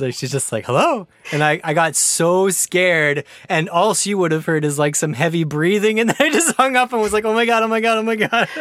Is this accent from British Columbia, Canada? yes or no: yes; Prince George, British Columbia, Canada; I was born and raised in Prince George, British Columbia